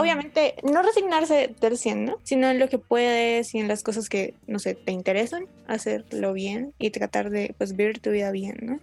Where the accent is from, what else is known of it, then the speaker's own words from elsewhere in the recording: Colombia; somos de Colombia, país tercermundista